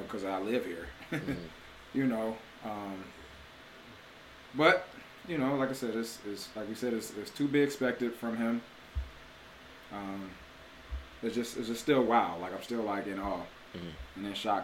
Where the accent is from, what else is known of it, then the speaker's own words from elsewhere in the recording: United States; as an American